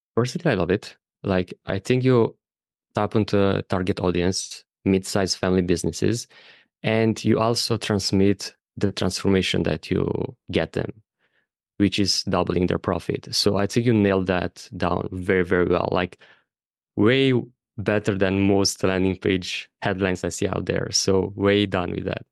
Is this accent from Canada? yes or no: no; Romania; moved away as an adult; also born or lived in Bali / Thailand / Madeira, Portugal; my home country of Romania